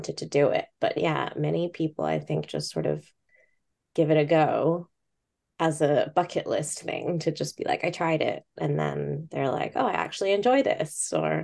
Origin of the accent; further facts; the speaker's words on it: Bangkok, Thailand; moved away as an adult; also born or lived in Hong Kong (family) / Coventry; now in United Kingdom; I was born in Bangkok, and my family's from Hong Kong. Mm-hmm. So I lived in Bangkok until I was 18.